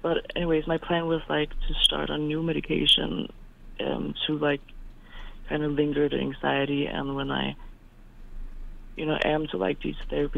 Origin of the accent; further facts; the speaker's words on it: Denmark; I'm from Denmark